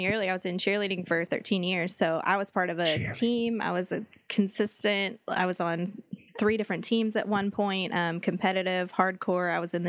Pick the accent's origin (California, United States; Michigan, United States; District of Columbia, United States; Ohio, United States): California, United States; High Desert; It's up by the High Desert. That's where I'm from. Is the High Desert.